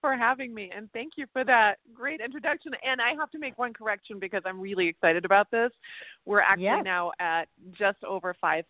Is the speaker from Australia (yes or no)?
no; Germany; born there; Yeah, I was born in Germany, but I traveled all over.